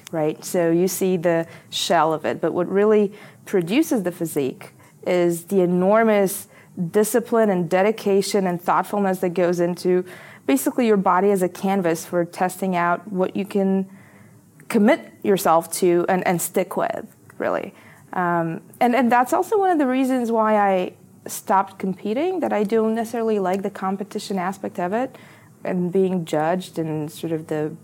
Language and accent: English; Bulgaria; moved away as an adult; also born or lived in Philadelphia, United States; I was coming from Bulgaria, you know, into this very privileged school